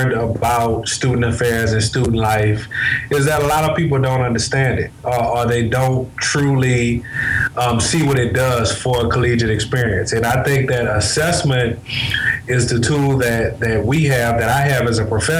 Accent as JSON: {"language": "English", "town": "New Orleans", "region": "Louisiana", "country": "United States", "also_born_or_lived": "Lake Charles, Louisiana", "moved": "as an adult", "said": "I'm originally from New Orleans, Louisiana"}